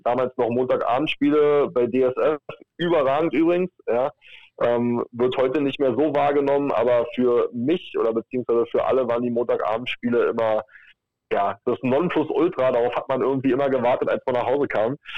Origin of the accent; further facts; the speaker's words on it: Berlin, Germany; bin aus Berlin